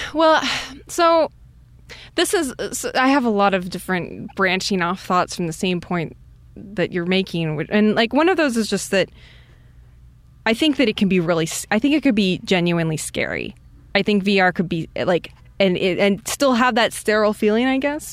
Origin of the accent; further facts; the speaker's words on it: Iowa, United States; I'm from Iowa